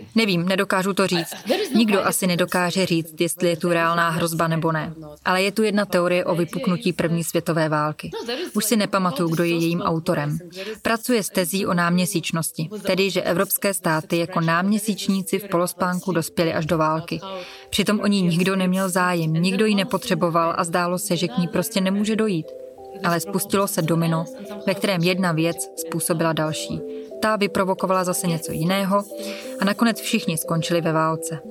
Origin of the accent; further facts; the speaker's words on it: Donetsk, Donetsk Oblast, Ukraine; moved away; Doněck, já tu mluvím hlavně o něm, protože to je město, odkud pocházím